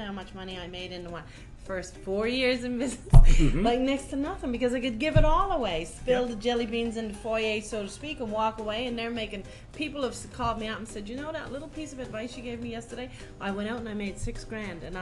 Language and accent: English; Newfoundland and Labrador, Canada; accent: Newfie; my newfie accent